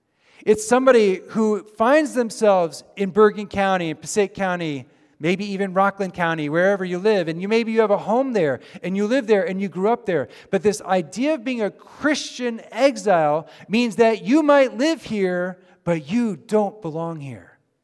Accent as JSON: {"language": "English", "country": "Japan", "tie": "born or raised there", "moved": "as an adult", "lives_now": "United States", "said": "Many of you know, of course, that I grew up in Japan. After I graduated from high school, I moved to the States."}